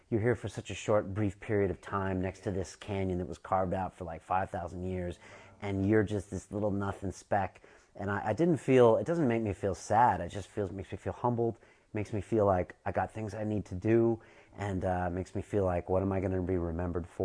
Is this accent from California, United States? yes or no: yes; California, United States; you know, I'm from Southern California, but I chose to come to San Francisco for a bunch of reasons.